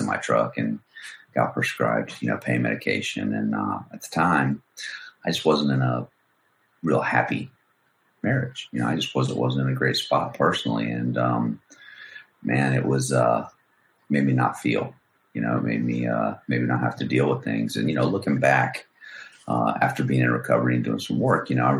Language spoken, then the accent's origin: English; Cocoa Beach, Florida, United States; also born or lived in Merritt Island, Florida / Gainesville, Florida; now in Jacksonville, United States; From the Cocoa Beach area, Cape Canaveral, you know, where the Rockets go up. And, yeah, man, I lived there until I was, you know, high school.